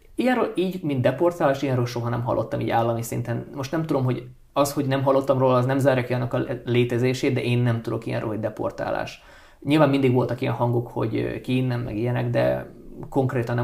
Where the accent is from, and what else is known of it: Transcarpathia, Zakarpattia Oblast, Ukraine; born or raised there; first language Hungarian